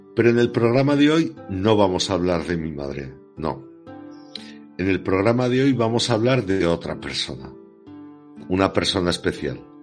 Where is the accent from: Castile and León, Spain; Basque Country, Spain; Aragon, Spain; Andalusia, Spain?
Aragon, Spain; Pertusa; yo, que soy nacido en Pertusa